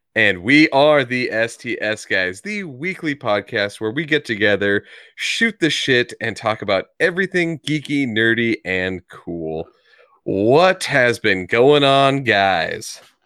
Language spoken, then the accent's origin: English; United States; my ignorance as an American here